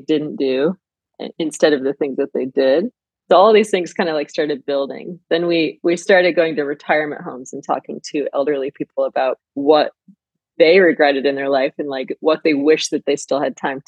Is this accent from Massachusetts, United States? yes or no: no; Flint, Michigan, United States; moved away as an adult; now in Los Angeles, United States; I grew up in Flint, Michigan